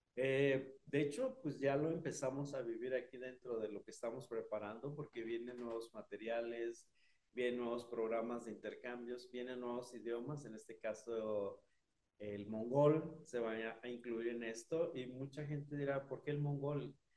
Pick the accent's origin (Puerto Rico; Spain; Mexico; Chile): Mexico; also born or lived in Chihuahua; de México